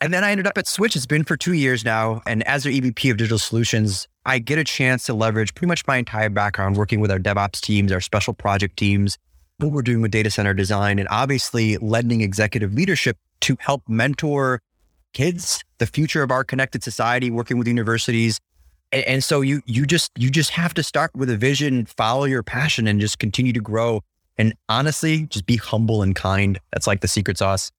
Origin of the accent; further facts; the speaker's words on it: United States; I'm an American